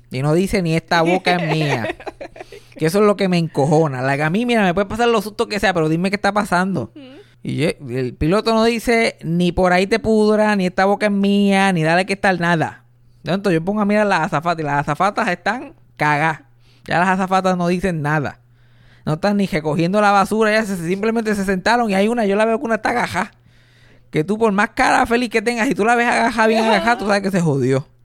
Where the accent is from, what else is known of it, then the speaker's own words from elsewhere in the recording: Puerto Rico; yo soy puertorriqueño.